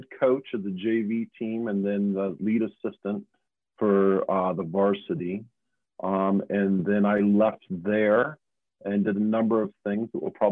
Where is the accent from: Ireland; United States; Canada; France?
United States; Anchorage, Alaska; also born or lived in Los Angeles; back in Anchorage, Alaska, my hometown.